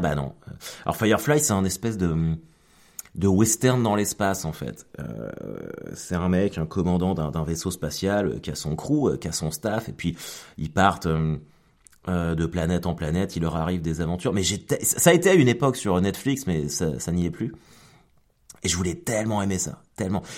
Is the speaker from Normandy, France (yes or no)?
yes; Caen, Normandy, France; je suis canet